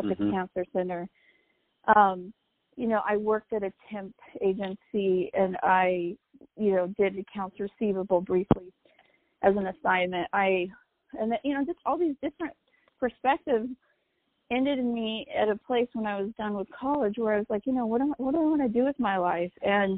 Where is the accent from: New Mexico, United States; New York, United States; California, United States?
New Mexico, United States; my home state